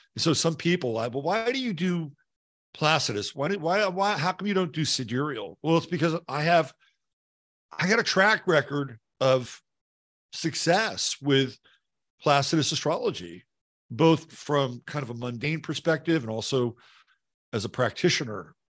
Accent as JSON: {"language": "English", "area": "Bay Area", "region": "California", "country": "United States", "tie": "born or raised there", "also_born_or_lived": "Davenport, Iowa / Seattle, Washington", "moved": "as an adult", "said": "I grew up in the Bay Area"}